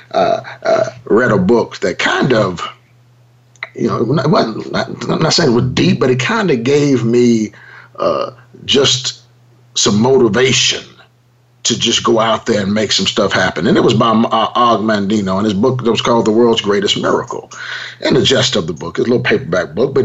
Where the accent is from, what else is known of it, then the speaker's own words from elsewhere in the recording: Los Angeles, California, United States; I grew up in South Central Los Angeles